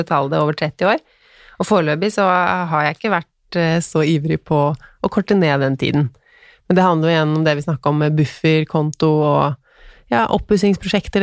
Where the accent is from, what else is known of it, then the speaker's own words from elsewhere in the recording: Tønsberg, Vestfold, Norway; now in Stabekk, Norway; Jeg er fra Tønsberg, men nå bor vi på Stabekk.